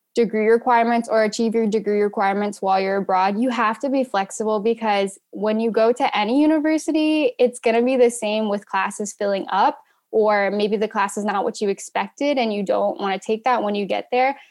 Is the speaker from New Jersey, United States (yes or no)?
no; rural Ohio, United States; I also grew up really wanting to leave my hometown. I'm from rural Ohio